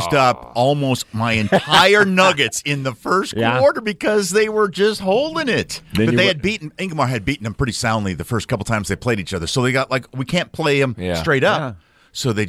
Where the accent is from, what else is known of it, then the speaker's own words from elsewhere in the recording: Madison, United States; moved away; my hometown of Madison.